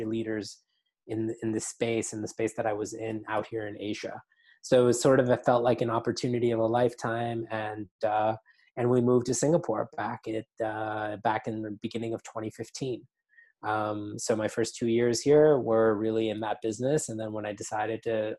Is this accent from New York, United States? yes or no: yes; New York City, New York, United States; I grew up in New York City.